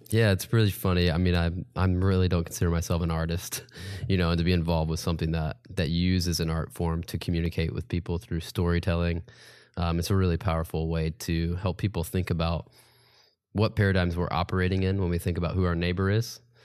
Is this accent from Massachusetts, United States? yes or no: no; Indianapolis, Indiana, United States; also born or lived in Chicago / Charlotte; now in Evansville, United States; I grew up in Indianapolis area. Um, I finished high school at Castle High School